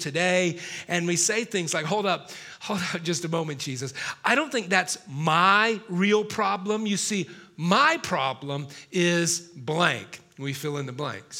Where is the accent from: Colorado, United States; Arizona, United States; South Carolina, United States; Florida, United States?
South Carolina, United States; Miss South Carolina from my home state